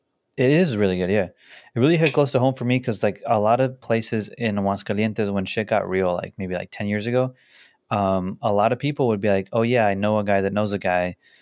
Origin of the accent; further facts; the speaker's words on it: La Puente, California, United States; La Puente. I'm from La Puente.